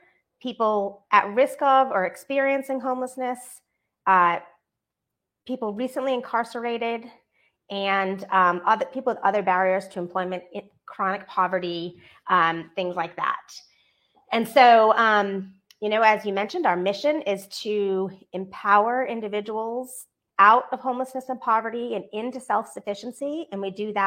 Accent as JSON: {"language": "English", "region": "Northeast", "country": "United States", "tie": "born or raised there", "moved": "yes", "lives_now": "Atlanta, United States", "said": "I'm from the Northeast, and Dunkin' is our best friend. Dunkin' Donuts. There, where I grew up, there was 5 within 1 mile of my house."}